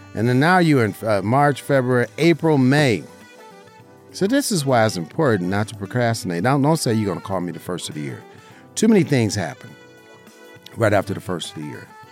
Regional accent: Las Vegas, Nevada, United States; I'm a licensed insurance agent right here in Southern Nevada, my hometown. Uh, you know, grew up in Las Vegas, right here, in, you know, in the heart of our beautiful city

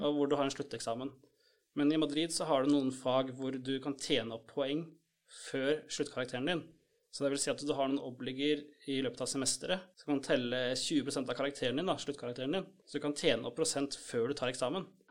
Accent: Norway

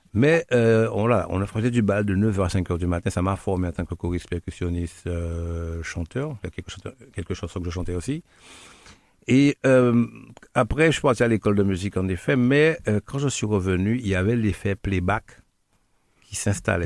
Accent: Guadeloupe; also born or lived in Martinique; je suis Guadeloupéen, né à Guadeloupe, de par Guadeloupéen

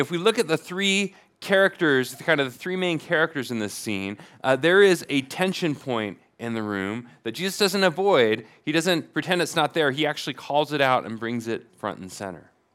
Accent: Portland, Oregon, United States; moved away; I come from Portlandia, where, you know, the, famously the place where thirty-somethings go to retire

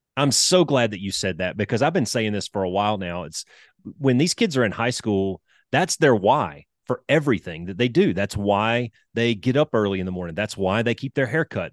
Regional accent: Alabama, United States; I'm a country boy. I grew up in Alabama

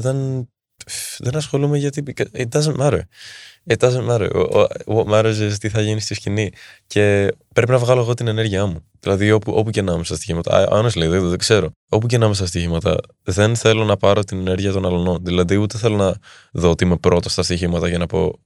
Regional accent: Athens, Attica, Greece; Εδώ μεγάλωσα όμω και εδώ γεννήθηκα στην Ελλάδα

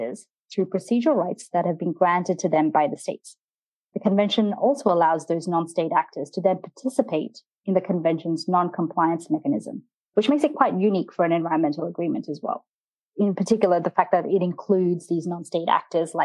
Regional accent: Australia; moved away; my home country, Australia

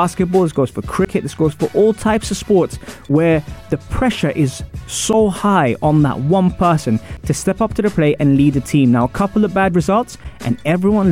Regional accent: London, United Kingdom; I'm from Wimbledon

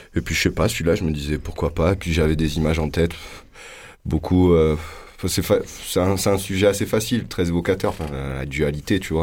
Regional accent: Loudun, Nouvelle-Aquitaine, France; also born or lived in Marseille / Corsica; je suis né à Loudun, dans le 86, dans la Vienne, dans le Poitou

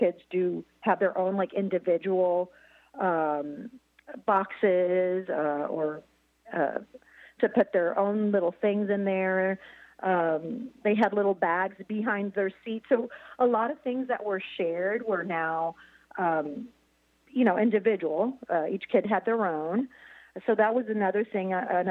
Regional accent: Puerto Rico; now in Columbia, Missouri, United States; I'm from Puerto Rico, which is a territory, but yeah, I wasn't born here in the United States

